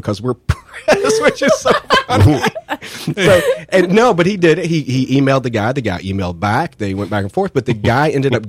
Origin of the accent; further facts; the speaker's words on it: Frankfort, Kentucky, United States; I was born in Frankfurt.